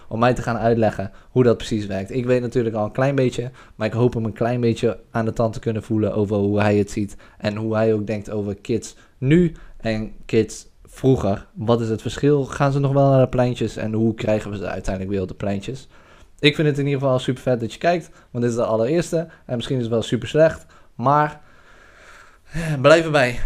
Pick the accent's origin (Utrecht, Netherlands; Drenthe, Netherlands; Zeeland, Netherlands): Drenthe, Netherlands; Witteveen; in gemeente Midden-Drenthe, waar ik ben opgegroeid, in Witveen